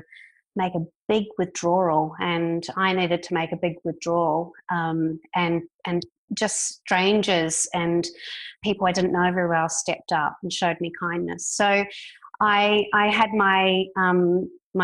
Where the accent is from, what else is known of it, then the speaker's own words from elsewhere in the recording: New Zealand; moved away as an adult; also born or lived in United Kingdom; now in Melbourne, Australia; I'm a Kiwi